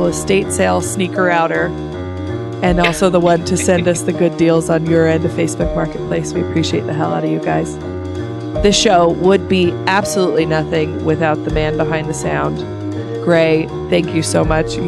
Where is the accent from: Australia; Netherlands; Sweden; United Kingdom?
Sweden; moved away; my home country of Sweden